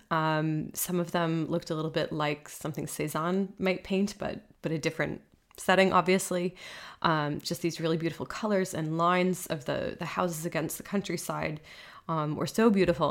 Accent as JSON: {"language": "English", "country": "United States", "moved": "yes", "lives_now": "Switzerland", "said": "I'm American"}